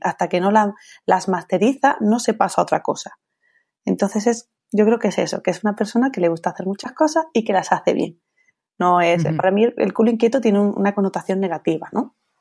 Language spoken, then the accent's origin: Spanish; Andalusia, Spain; also born or lived in Italy; yo me siento más japonesa que andaluza